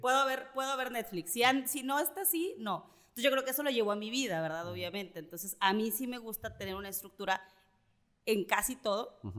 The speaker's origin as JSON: {"language": "Spanish", "region": "Mexico City", "country": "Mexico", "tie": "born or raised there", "also_born_or_lived": "Nuevo León", "moved": "as an adult", "lives_now": "Monterrey, Mexico", "said": "yo soy chilanga, nací en la Ciudad de México"}